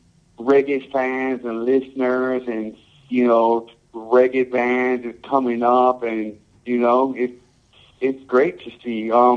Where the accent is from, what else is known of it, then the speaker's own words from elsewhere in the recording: United States; born there; I was born here in America, and when I was young, you know, I always loved reggae and played reggae music